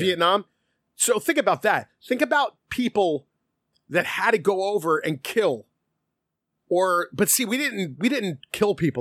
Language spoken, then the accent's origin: English; United States; us as Americans